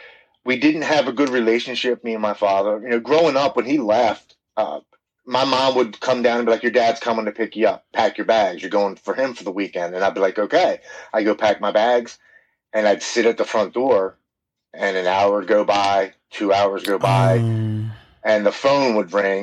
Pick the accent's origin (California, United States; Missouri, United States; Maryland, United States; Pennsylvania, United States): Maryland, United States; Baltimore; born and raised in Baltimore, Maryland